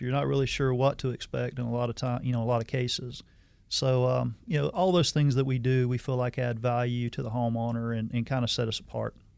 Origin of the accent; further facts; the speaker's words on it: Hazelhurst, Georgia, United States; moved away as an adult; also born or lived in Arizona; I'm originally from South Georgia, a little small town in South Georgia, Hazelhurst, Georgia. Um, left after high school